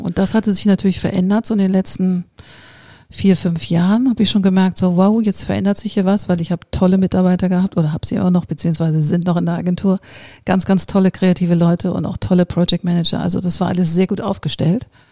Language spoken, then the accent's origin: German; Hamburg, Germany; also born or lived in New York; ich bin so eine geboren in Hamburg